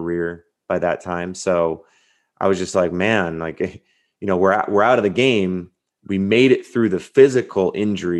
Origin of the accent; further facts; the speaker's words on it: Southern California, United States; I grew up in Southern California